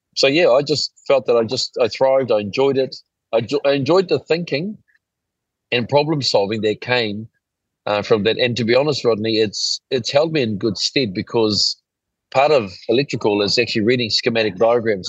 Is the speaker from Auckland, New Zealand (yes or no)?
yes; Auckland, New Zealand; when we were growing up in Ponsonby